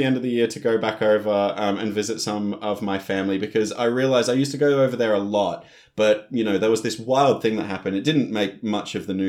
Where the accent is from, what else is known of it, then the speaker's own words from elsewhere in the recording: England, United Kingdom; accent: Northern English; Northern English accent. Yeah, yeah. Well, this is the thing. I am from England, so the only family that I have in Australia